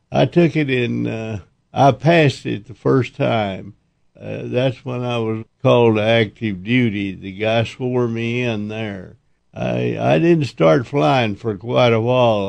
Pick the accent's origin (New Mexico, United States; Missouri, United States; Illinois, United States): New Mexico, United States; Dexter; also born or lived in Oklahoma / Amarillo, Texas; In New Mexico, but I was born in Oklahoma